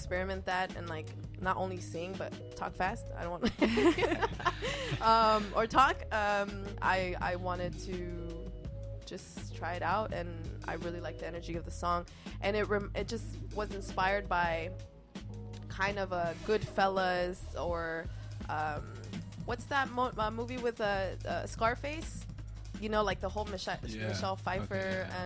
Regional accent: Los Angeles, California, United States; first language Spanish; English is a second language; from Los Angeles representing Costa Rica.

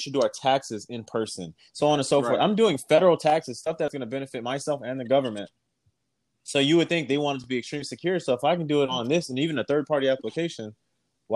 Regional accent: Texas, United States; moved away; I'm from Texas, and I'm not in Texas

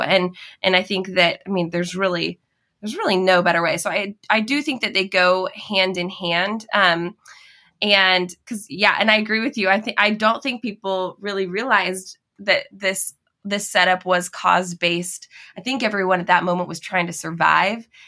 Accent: Washington, United States; now in Oregon, United States; I grew up in Washington, just, you know, a border away, a state away

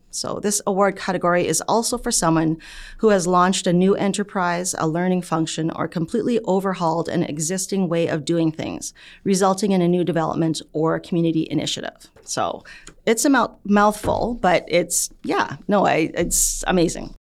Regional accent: Canada; I'm Canadian born. Um, my parents were, you know, came from the Philippines

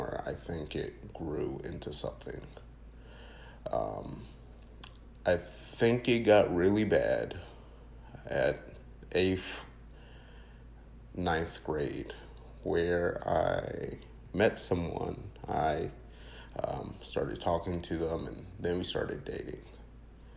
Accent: North Carolina, United States; also born or lived in Queens, New York; I'm originally from Queens, New York, and so when I moved down here to North Carolina

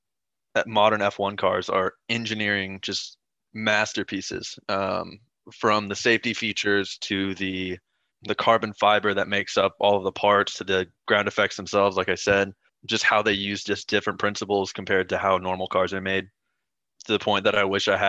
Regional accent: United States; as an American

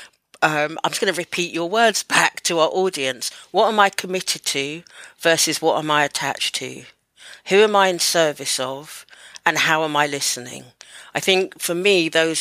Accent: United Kingdom; I'm Black British, born in the UK. My mum's from Jamaica, my dad's from Barbados

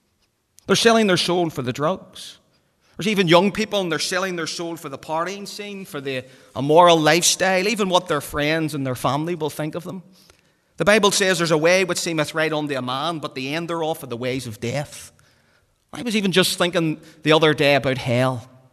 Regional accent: Belfast, Northern Ireland, United Kingdom; And again, growing up in the Donegal Road, all the wee fellas running about the streets, everybody wants to play for Linfield.

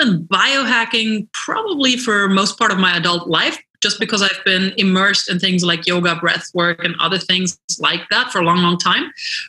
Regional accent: London, United Kingdom; moved away as an adult; now in Los Angeles, United States; And I moved to Los Angeles from London 16 years ago, and I immediately became really immersed in the health and wellness scene here.

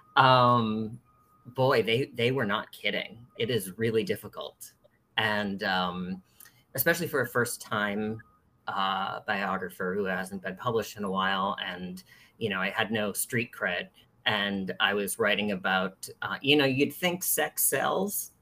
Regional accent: East Coast, United States; moved away as an adult; now in San Francisco, United States; I'm originally from the East Coast, and uh, but I've lived in San Francisco for nearly 20 years

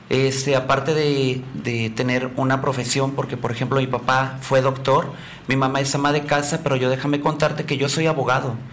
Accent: Puerto Vallarta, Jalisco, Mexico; also born or lived in Huatulco; Mira, yo nací en Puerto Vallarta, soy nacido y vivo en Puerto Vallarta. Por cuestiones laborales voy a estar aquí viviendo seis meses en Huatulco.

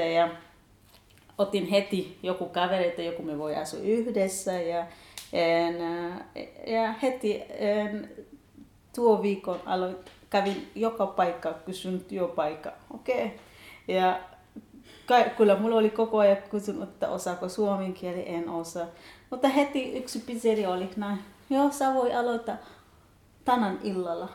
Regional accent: Kenya; Finnish is a second language; moved away as an adult; now in Kokkola, Finland; Mä oon 31-vuotias kenialainen nainen

